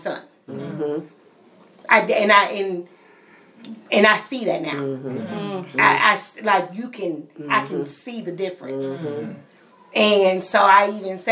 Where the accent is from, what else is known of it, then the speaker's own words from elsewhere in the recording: Pennsylvania, United States; moved away; I'm from Pennsylvania